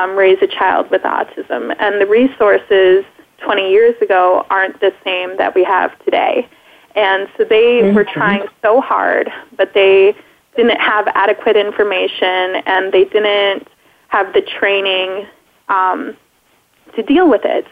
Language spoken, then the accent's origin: English; Minnesota, United States; also born or lived in Wisconsin; I was born in Wisconsin, lived there for about a year, and then I moved to Minnesota and have lived there all my life